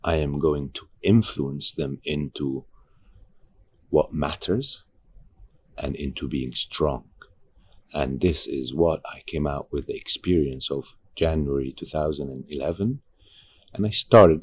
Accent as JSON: {"language": "English", "country": "Egypt", "said": "I'm from Egypt"}